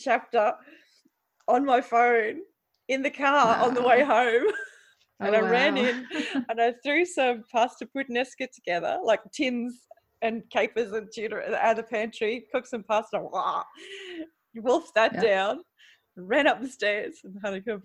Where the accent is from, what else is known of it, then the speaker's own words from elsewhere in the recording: Queensland, Australia; now in Netherlands; I'm from Queensland